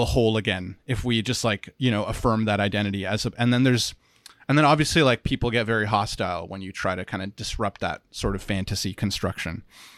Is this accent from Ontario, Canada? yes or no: yes; Ottawa, Ontario, Canada; So then in the city that I grew up in Ottawa, there's a university